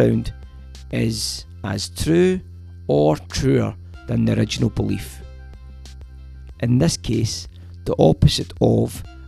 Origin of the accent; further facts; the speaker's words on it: Glasgow, Scotland, United Kingdom; when I grew up in Drumchapel